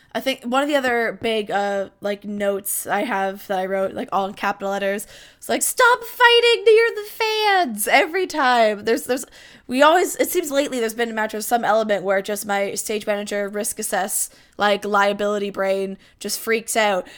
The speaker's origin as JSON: {"language": "English", "country": "Canada", "said": "as a Canadian, I'm far less litigious than most of my, like, American family"}